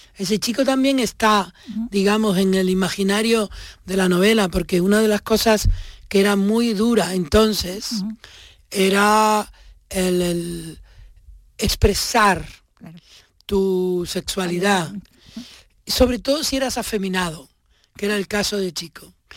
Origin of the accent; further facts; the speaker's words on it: Tenerife, Canary Islands, Spain; moved away; Tenerife, porque ese es mi pueblo, y ese que yo describo es mi barrio